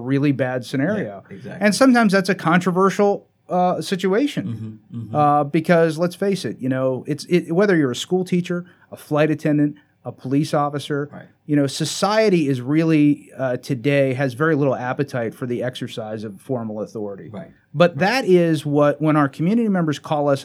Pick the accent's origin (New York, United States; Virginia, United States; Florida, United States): Florida, United States; South; moved away as an adult; also born or lived in Broward County, Florida / Palm Beach County, Florida; now in Chesterfield County, United States; I grew up in South Florida